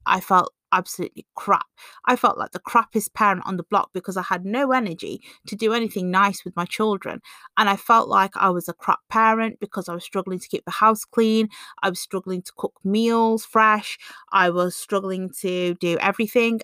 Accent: England, United Kingdom; being born and bred in England

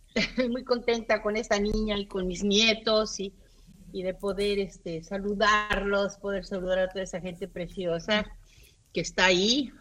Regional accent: Mexico; now in Los Angeles, United States; yo soy mexicanísima y en Los Ángeles

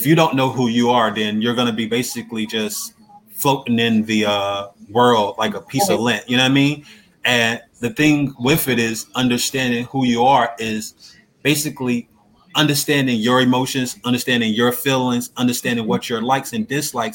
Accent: North Carolina, United States; I was born and raised in North Carolina, and my family is from North Carolina

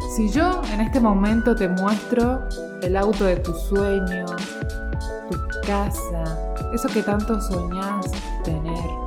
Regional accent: Argentina; yo soy argentina, vivo en Argentina

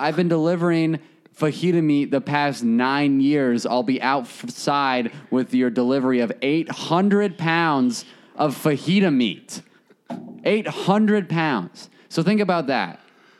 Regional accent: Alabama, United States; I'm from Alabama.

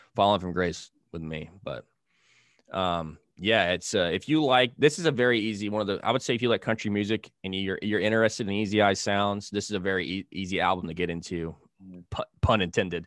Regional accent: the Golden Triangle, Southeast Texas, United States; I'm originally from Southeast Texas, the Golden Triangle

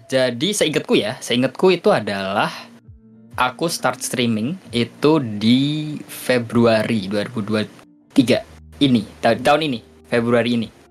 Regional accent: Kudus, Central Java, Indonesia; di kotaku Kudus ada dua Sunan

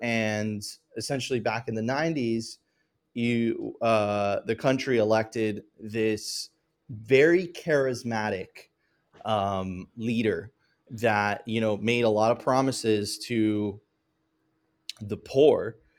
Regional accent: Venezuela; moved away

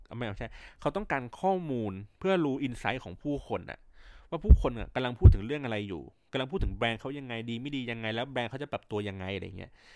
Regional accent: Bangkok, Thailand; also born or lived in Chiang Mai; เราเป็นคนกรุงเทพมาโดยกำเนิด

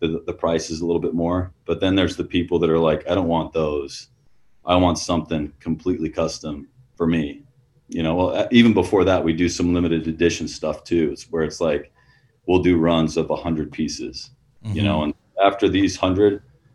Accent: Utah, United States; I'm from Utah. I grew up in Utah

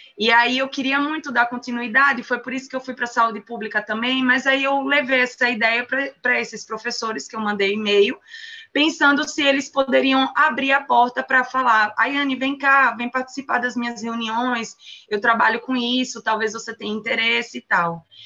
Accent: Sergipe, Brazil; moved away as an adult; also born or lived in São Paulo; um sotaque bem gostoso, vindo da região mais quente do país. é, eu nasci em Sergipe

